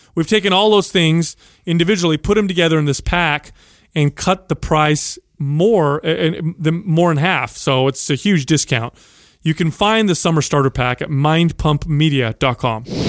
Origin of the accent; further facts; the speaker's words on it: San Jose, California, United States; a young man growing up in San Jose, uh, the product of uh, Sicilian immigrants